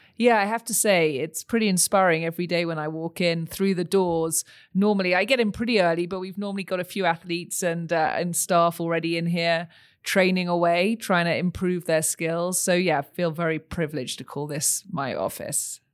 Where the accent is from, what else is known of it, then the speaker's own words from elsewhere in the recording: United Kingdom; moved away as an adult; also born or lived in Texas, United States / Los Angeles, United States; now in Utah, United States; you can probably tell from my accent, I didn't grow up here, I grew up across the pond.